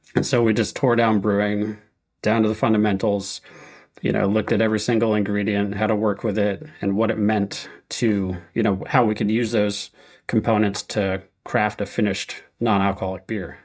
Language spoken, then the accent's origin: English; Connecticut, United States; moved away as an adult; I grew up in Connecticut